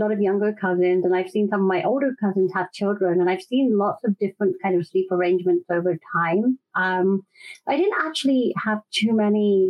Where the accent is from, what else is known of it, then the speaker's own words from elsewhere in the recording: London, United Kingdom; moved away as an adult; now in Austin, United States; I'm in Austin, Texas now, but born and raised in London.